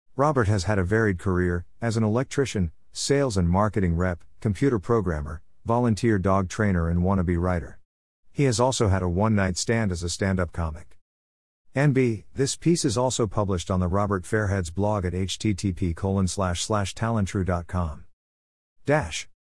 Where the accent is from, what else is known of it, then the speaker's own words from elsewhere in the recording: Perth, Western Australia, Australia; As a kid growing up in Perth, Western Australia in the nineteen sixties and seventies